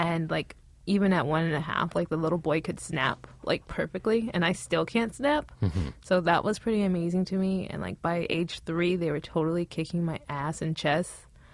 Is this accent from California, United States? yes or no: yes; Pasadena, California, United States